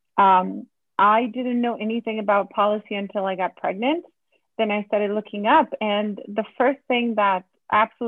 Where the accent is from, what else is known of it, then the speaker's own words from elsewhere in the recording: Poland; moved away as an adult; now in United States; Eastern Europe, born and raised in Poland. I moved to the US in 2013.